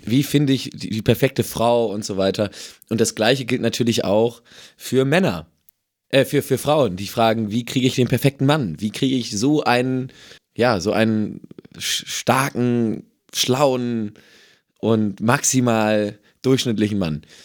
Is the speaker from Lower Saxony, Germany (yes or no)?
yes; Emsland, Lower Saxony, Germany; ich komme ja aus dem Emsland